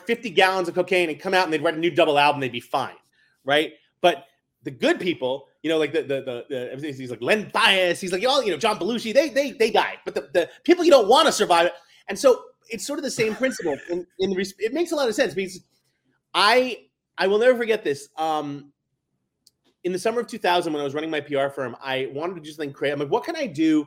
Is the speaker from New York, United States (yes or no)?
yes; New York City, New York, United States; Growing up in New York City in the 70s and 80s in the public school system